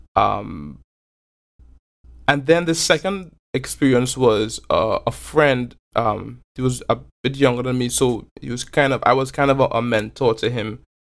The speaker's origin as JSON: {"language": "English", "town": "Belmont", "region": "Port of Spain", "country": "Trinidad & Tobago", "tie": "born or raised there", "moved": "yes", "said": "growing up in Belmont. Um, Trinidad is also a really culturally and ethnically diverse place."}